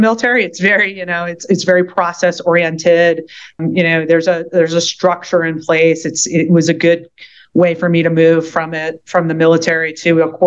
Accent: Philadelphia, Pennsylvania, United States; moved away; also born or lived in Southeast Louisiana; I'm from Philadelphia, and my parents are getting a little older

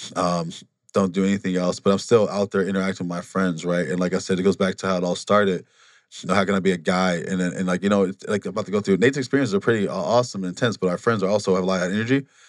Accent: Wisconsin, United States; moved away as an adult; also born or lived in Milwaukee, Wisconsin; now in Phoenix, United States; we, we grew up in Wa-, Waseem, Wisconsin

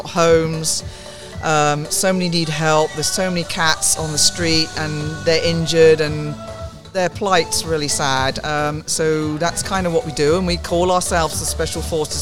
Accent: South of England, United Kingdom; now in United States; You might tell by my accent, I'm not a local, but I am from the south, but that's south of England

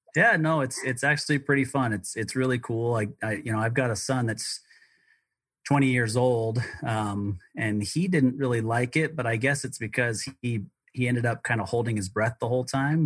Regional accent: Utah, United States; also born or lived in Colorado; we we moved back to the state of Utah where I grew up most of my life

